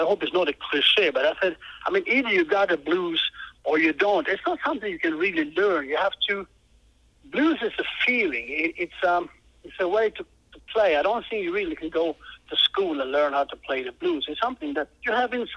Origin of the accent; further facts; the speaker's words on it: Israel; I'm from Israel, and a blues musician